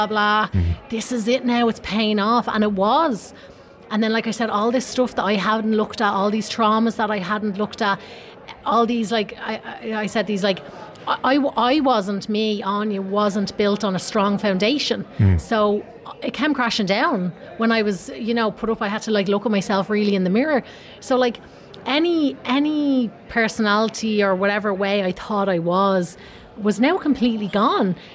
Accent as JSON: {"language": "English", "town": "Tallaght", "region": "Leinster", "country": "Ireland", "tie": "born or raised there", "also_born_or_lived": "Los Angeles", "moved": "as an adult", "said": "I grew up in Tallaght"}